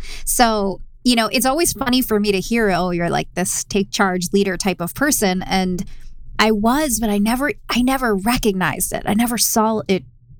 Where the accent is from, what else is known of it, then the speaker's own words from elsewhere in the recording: Fort Washington, Pennsylvania, United States; moved away as an adult; now in Los Angeles, United States; I grew up in a suburb outside of Philly. So I'm from the East Coast, from just a normal, small, suburban town, I guess you could say. Yeah, outside of Philly.